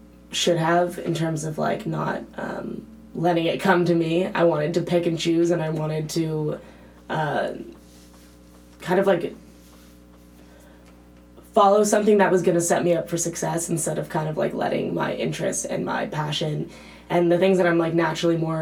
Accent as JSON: {"language": "English", "region": "East Coast", "country": "United States", "moved": "as an adult", "lives_now": "Berkeley, United States", "said": "I'm from the East Coast"}